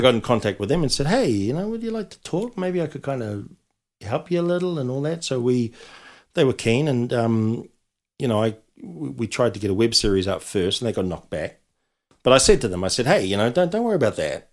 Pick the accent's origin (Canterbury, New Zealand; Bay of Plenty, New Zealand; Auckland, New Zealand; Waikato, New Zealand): Auckland, New Zealand; I was brought up in South Auckland